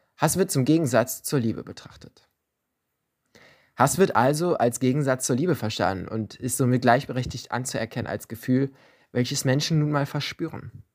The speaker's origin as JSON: {"language": "German", "town": "Leverkusen", "region": "North Rhine-Westphalia", "country": "Germany", "said": "bei uns in Leverkusen"}